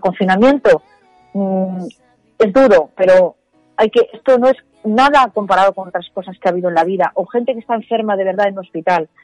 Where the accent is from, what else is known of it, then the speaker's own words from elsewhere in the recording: Spain; como somos los españoles